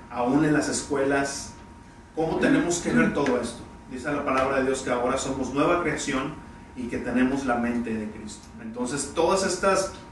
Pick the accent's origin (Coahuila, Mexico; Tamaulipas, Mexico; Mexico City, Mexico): Tamaulipas, Mexico; Tampico; en especial a todos los que están en Tampico allá en mi tierra natal, Tampico, Tamaulipas, México.